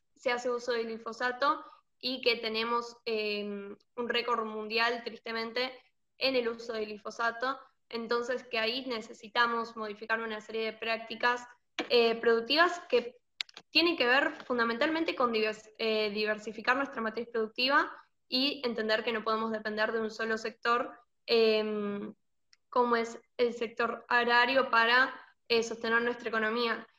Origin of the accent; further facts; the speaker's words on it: Argentina; lo que estamos atravesando como Argentina